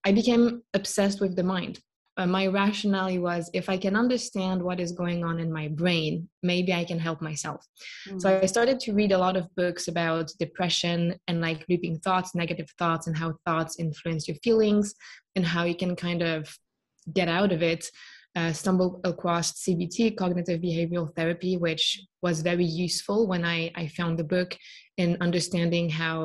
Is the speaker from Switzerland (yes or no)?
yes; Switzerland; born and raised in Switzerland, studied here